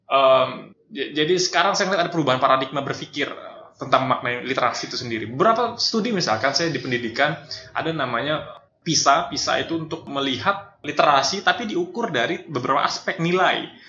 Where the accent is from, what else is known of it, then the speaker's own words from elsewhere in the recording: Singkawang, West Kalimantan, Indonesia; born there; also born or lived in Pontianak; saya …, lahir di Kota Singkawang, Kalimantan Barat. Um, studi S1 pendidikan itu di Pontianak, kemudian aktif di Pontianak, layak besar tumbuh secara pemikiran juga di Pontianak.